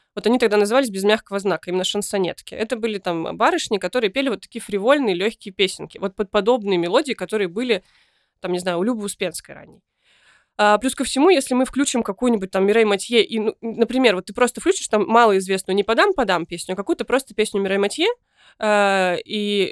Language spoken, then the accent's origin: Russian; Kyshtym, Chelyabinsk Oblast, Russia; я родилась в Кыштыме и потом подростковый возраст провела в Челябинске